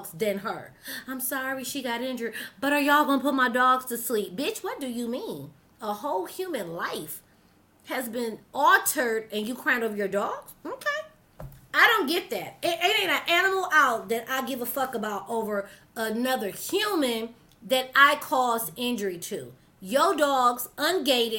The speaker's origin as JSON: {"language": "English", "town": "Detroit", "region": "Michigan", "country": "United States", "said": "I'm from Detroit City"}